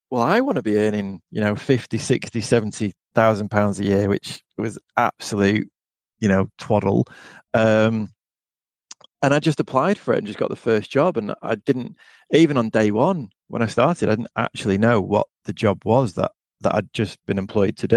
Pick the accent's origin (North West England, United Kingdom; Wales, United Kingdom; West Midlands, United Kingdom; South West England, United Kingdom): North West England, United Kingdom; Blackpool; moved away as an adult; also born or lived in Derby; my hometown of Blackpool.